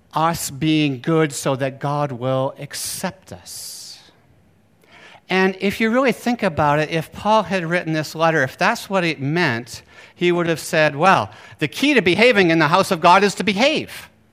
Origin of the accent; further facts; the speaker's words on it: Bar Harbor, Maine, United States; I grew up in Bar Harbor, Maine